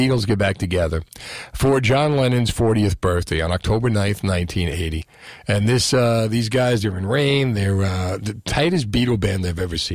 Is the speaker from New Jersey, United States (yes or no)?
yes; Union City, New Jersey, United States; I grew up in Union City.